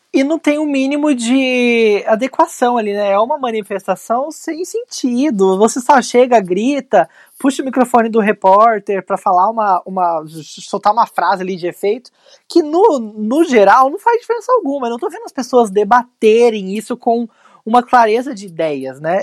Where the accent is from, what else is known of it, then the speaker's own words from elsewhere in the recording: São José dos Campos, São Paulo, Brazil; lá na minha cidade, São José dos Campos